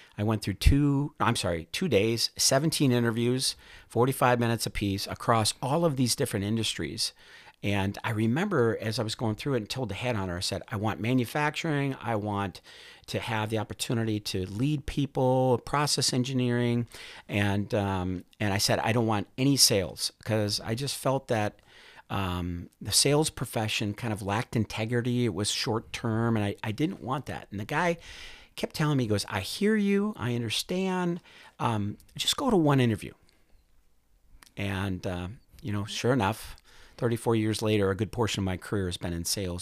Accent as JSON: {"language": "English", "town": "Duluth", "region": "Minnesota", "country": "United States", "tie": "born or raised there", "said": "I grew up in Duluth, Minnesota"}